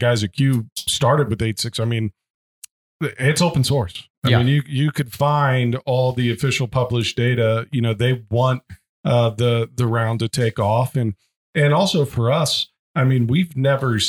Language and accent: English; Midwest, United States; I'm from the Midwest